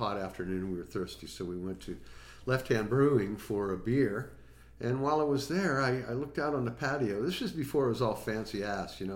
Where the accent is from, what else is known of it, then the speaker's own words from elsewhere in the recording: Sharon, Pennsylvania, United States; also born or lived in Portsmouth, New Hampshire; now in Longmont, United States; I lived in Sharon, Pennsylvania. Sharon is right between Cleveland and Pittsburgh